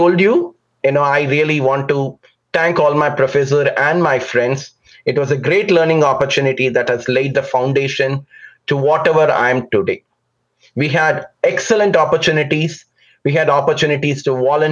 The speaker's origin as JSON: {"language": "English", "town": "Chennai", "region": "Tamil Nadu", "country": "India", "tie": "born or raised there", "said": "I was born and raised in a large metropolitan city called Chennai. The old name was Madras in South India."}